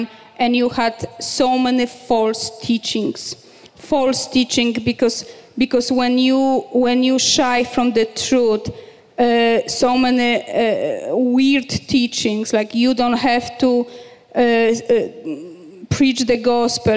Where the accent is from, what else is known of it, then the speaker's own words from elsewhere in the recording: Poland; moved away as an adult; also born or lived in Greece; now in Canada; we came from from Poland, from communist Poland.